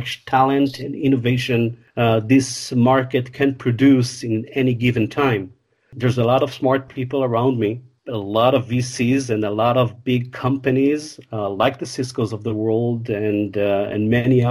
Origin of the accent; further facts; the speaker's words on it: Israel; I was born and raised in Israel, not far from Tel Aviv